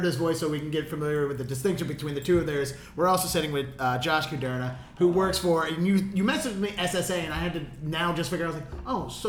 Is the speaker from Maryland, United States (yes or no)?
yes; Dundalk, Maryland, United States; moved away; also born or lived in Boston; I'm from Dundalk.